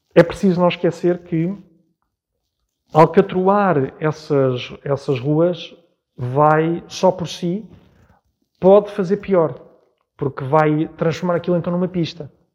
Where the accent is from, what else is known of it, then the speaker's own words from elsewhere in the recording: Portugal; poder morar na freguesia que sirvo, para além de ter sido a freguesia onde nasci e onde vivi toda a minha vida praticamente